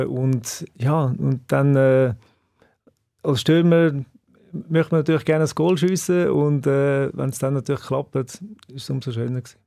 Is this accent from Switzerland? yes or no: yes; Bülach, Zurich, Switzerland; ich bin in Zbüllach aufgewachsen